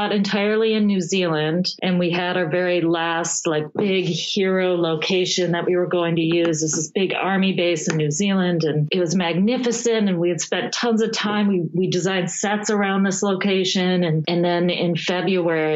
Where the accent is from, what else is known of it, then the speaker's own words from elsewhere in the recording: Midwest, United States; moved away as an adult; also born or lived in New York; I grew up in the Midwest